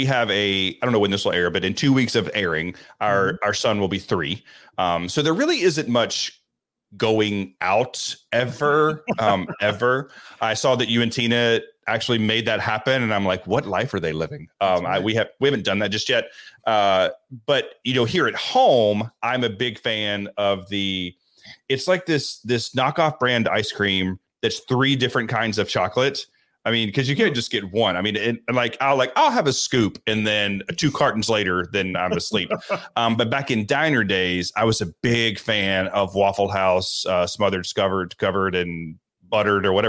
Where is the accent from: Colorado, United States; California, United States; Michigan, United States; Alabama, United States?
Alabama, United States; Pickens County; accent: Southern; also born or lived in Scottsboro, Alabama; I actually grew up in small town Alabama, Pickens County. Is where I lived until I was a freshman in high school